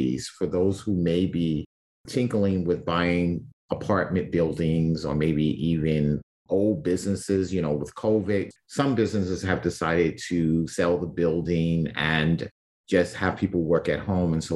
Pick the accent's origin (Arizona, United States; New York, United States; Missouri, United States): New York, United States; New York City; growing up in Brooklyn, down the street from us was a side lot